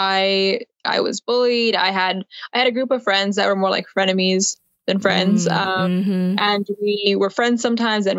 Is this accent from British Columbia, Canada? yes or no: yes; Abbotsford, British Columbia, Canada; I was born in Abbotsford. I'm over on the West Coast in BC.